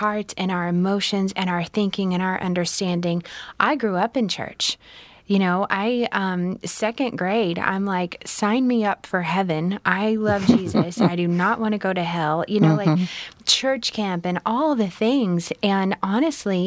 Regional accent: Oklahoma, United States; I grew up in church in the Bible Belt, you know, in Oklahoma

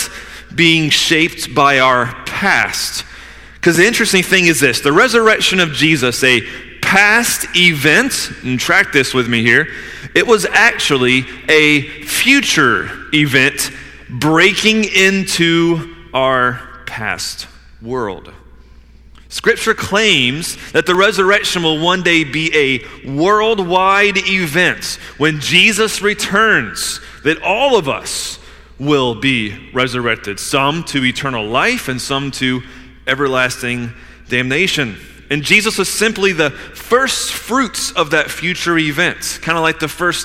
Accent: Georgia, United States; I grew up in Georgia, playing in creeks and climbing trees and shooting cows

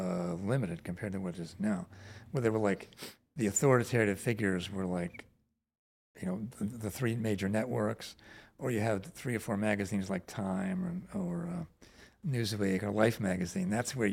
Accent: Virginia, United States; Well, I grew up in Northern Virginia, which was a liberal community, but there was no art scene to speak of.

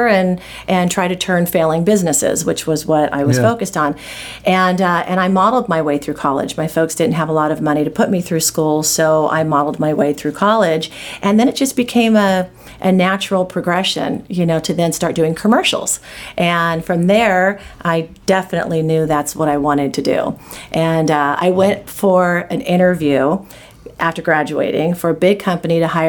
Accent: Anaheim, California, United States; also born or lived in Los Angeles; now in Santa Monica, United States; I grew up in Anaheim. My dad was a cop and my mom was a housewife. We lived there all of my school years

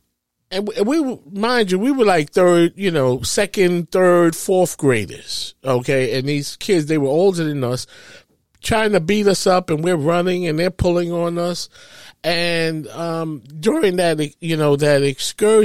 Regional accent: New York City, New York, United States; I grew up in East Harlem, or what is known as Spanish Harlem, El Barrio, they call it

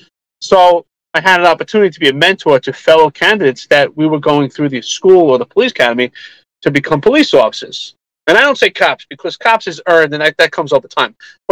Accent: New York City, New York, United States; also born or lived in Houston, Texas; So I grew up in Staten Island, Brooklyn.

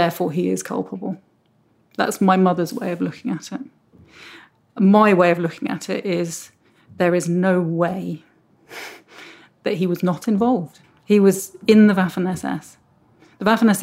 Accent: United Kingdom; She had me and my brother. And so we grew up in Britain, but with very close connections to Germany

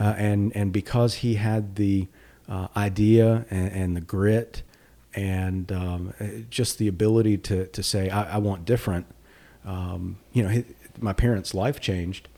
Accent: Danville, Virginia, United States; now in North Carolina, United States; We grew up in Danville.

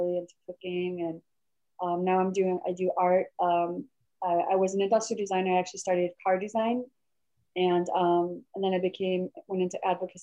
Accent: Michigan, United States; moved away as an adult; also born or lived in South Korea; now in California, United States; I wasn't born in Michigan. I was raised in Michigan to my adoptive family, Michigan.

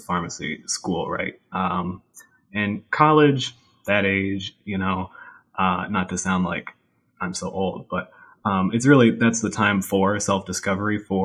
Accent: Watertown, New York, United States; So I am from a small town in North Country, New York, Watertown, New York, right up against the border with Canada.

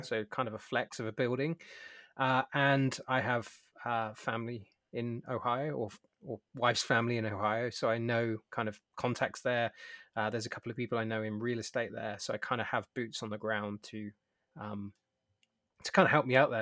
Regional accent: United Kingdom; now in San Diego, United States; as a British man

